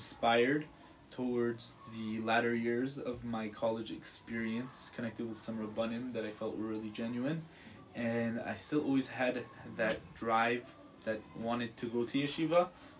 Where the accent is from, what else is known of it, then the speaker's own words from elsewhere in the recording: Santa Monica, California, United States; I grew up in Santa Monica, California. Went to Modern Orthodox school growing up, all the way through high school.